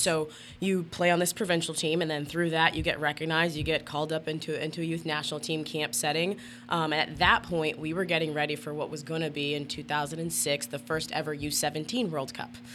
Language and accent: English; Canada; moved away as an adult; also born or lived in West Virginia / Saint Louis; being Canadian, I was on my student visa at the time